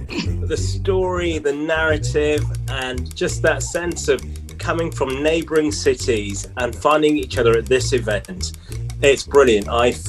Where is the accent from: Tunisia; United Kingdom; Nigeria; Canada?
United Kingdom; Leeds, Yorkshire and the Humber; I grew up in Leeds in West Yorkshire, in the UK. That's where I was born and that's where I was raised. However, when I was a child, I went to the island of Nevis, where my parents are from.